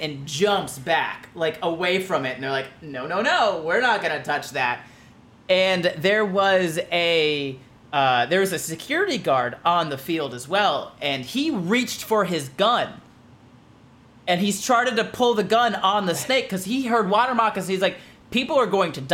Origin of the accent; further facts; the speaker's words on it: Florida, United States; I'm from Florida